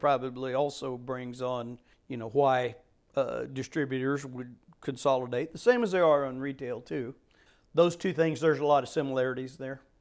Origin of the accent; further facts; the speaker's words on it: Chillicothe, Missouri, United States; Chillicothe to the warehouse, which was basically my hometown area